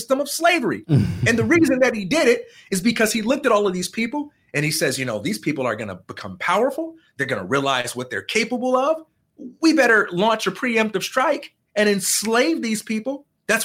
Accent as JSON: {"language": "English", "town": "Chicago", "region": "Illinois", "country": "United States", "said": "I am from Chicago, Illinois, and I am the son of a preacher man"}